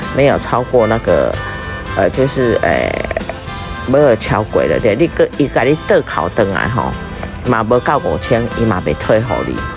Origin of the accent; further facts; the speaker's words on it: Taiwan; 我们台湾同胞对日本的经济哈，真的是贡献不少